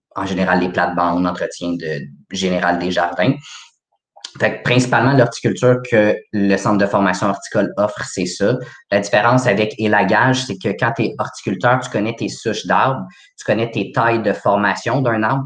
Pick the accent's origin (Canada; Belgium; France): Canada; Laval, Quebec; je viens de Laval.